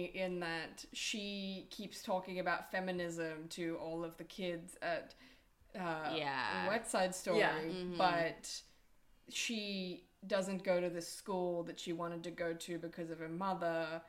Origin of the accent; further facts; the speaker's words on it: Australia; I am Australian.